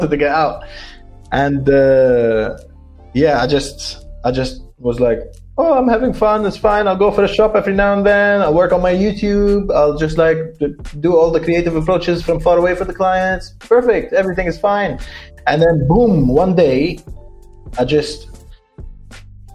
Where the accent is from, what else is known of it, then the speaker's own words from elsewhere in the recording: Lebanon; moved away; my hometown in Lebanon